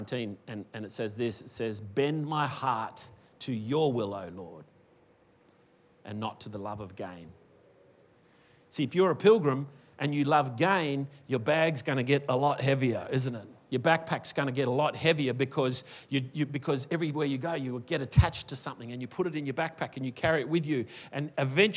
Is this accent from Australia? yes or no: yes; Western Australia, Australia; now in Queensland, Australia; I was born in Western Australia. I came to Queensland